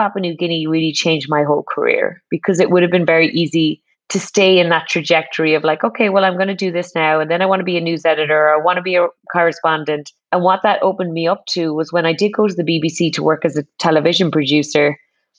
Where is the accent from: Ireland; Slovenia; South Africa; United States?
Ireland; as an Irish person